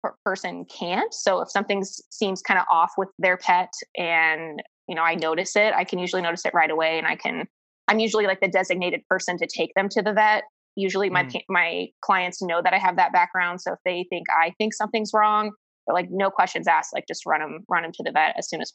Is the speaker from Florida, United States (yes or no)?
no; Ohio, United States; moved away; I'm originally from Ohio